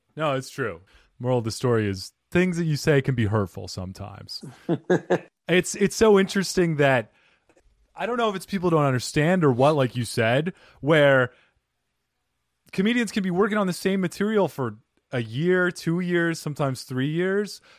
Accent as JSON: {"language": "English", "region": "Arizona", "country": "United States", "tie": "born or raised there", "also_born_or_lived": "New York", "moved": "yes", "said": "I grew up in Arizona and then mm-hmm. I spent some time in New York. I lived there for about eight years, seven years."}